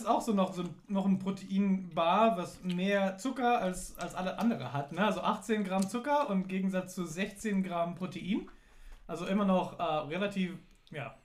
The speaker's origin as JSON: {"language": "German", "country": "United States", "tie": "born or raised there", "moved": "yes", "lives_now": "Germany", "said": "Ich bin in den USA aufgewachsen"}